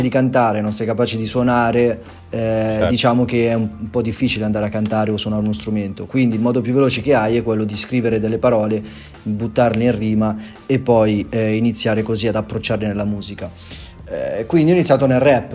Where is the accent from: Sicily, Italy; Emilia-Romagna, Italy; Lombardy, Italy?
Lombardy, Italy; Erba; Vengo dalla provincia di Como, precisamente da Erba